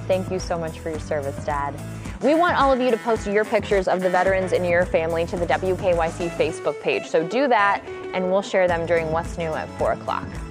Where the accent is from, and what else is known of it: Jackson High School area, Ohio, United States; born or raised there; now in Cleveland, United States